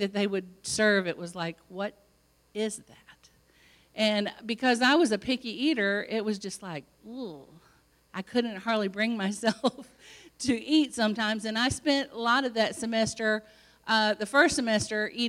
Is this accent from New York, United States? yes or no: no; Illinois, United States; moved away as an adult; also born or lived in California; I was from Illinois, and here I was in California